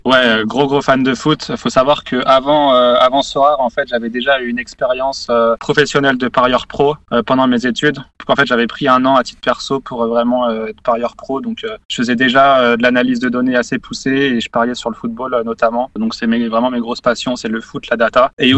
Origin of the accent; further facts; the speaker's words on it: Savoie, Auvergne-Rhône-Alpes, France; now in Paris, France; je suis originaire de Savoie